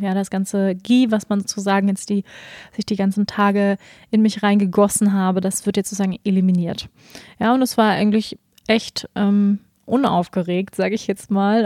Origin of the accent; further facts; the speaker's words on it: Germany; wir als Deutsche